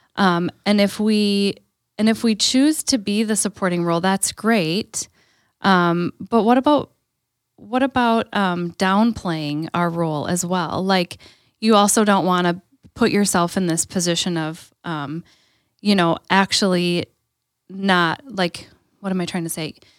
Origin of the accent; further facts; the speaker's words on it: Green Bay, Wisconsin, United States; growing up in Green Bay